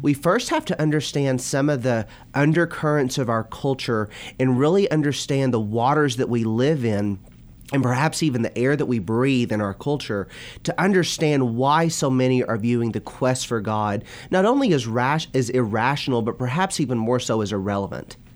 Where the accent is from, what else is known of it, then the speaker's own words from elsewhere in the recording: Bowling Green, Kentucky, United States; moved away as an adult; also born or lived in Florida / Purdue University, Indiana; now in Louisville, United States; I grew up in Bowling Green and born and raised in Bowling Green.